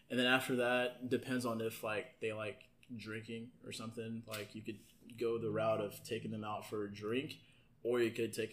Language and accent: English; the South, United States; we're in the South